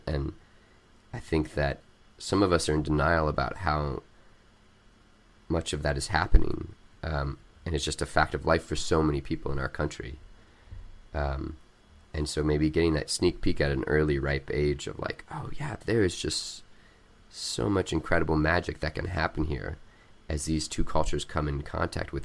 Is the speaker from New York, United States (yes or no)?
no; Missouri, United States; also born or lived in Mexico; now in Charlottesville, United States; growing up in Missouri